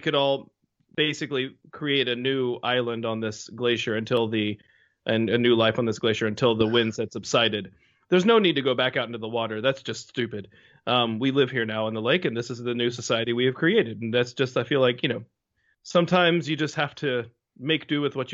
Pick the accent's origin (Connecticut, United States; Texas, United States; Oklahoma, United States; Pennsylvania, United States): Texas, United States; I'm from Texas